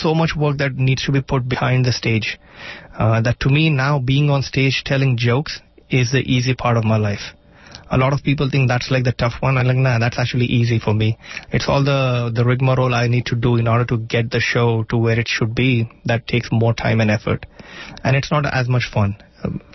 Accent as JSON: {"language": "English", "country": "India", "first_language": "Marathi", "second_language": "English", "moved": "yes", "said": "Marathi, which is my native tongue"}